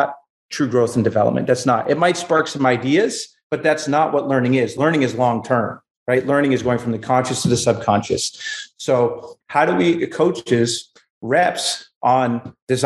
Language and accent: English; Exeter, New Hampshire, United States; I'm from Exeter, New Hampshire.